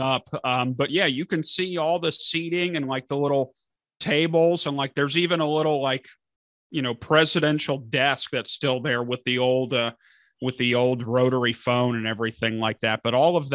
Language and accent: English; Northern Kentucky, United States; moved away as an adult; also born or lived in Dayton, Ohio; now in Ohio, United States; I'm originally a Kentucky boy, but Northern Kentucky.